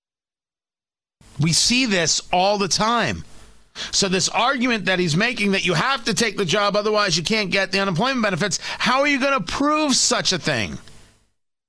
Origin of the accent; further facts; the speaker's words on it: New Jersey, United States; also born or lived in Brooklyn, New York; I was born in Brooklyn. I grew up in Jersey.